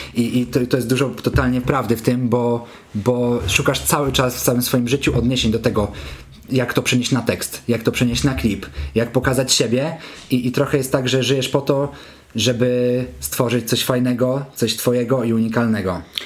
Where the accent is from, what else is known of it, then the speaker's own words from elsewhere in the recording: Kamienna Góra, Lower Silesian Voivodeship, Poland; also born or lived in Wrocław; now in Warsaw, Poland; jestem z Kamiennej Góry, gdzieś tam mieszkałem potem we Wrocławiu, teraz mieszkam w Warszawie